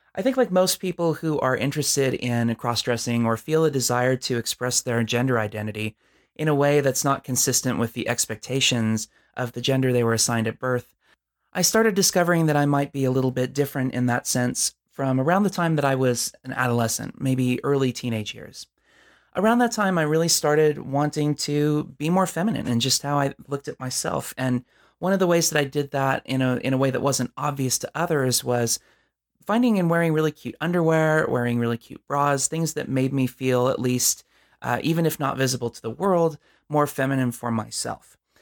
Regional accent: Southern California, United States; I'm from Southern California

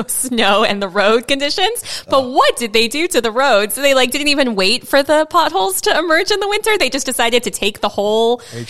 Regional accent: Minnesota, United States; It feels like, yeah, we're Minnesotans. We're tough. We can handle this winter.

